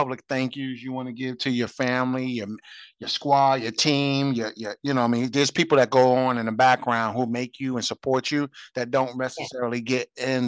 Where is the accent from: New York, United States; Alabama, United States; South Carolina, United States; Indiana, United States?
New York, United States; New York City; I'm from Brooklyn as well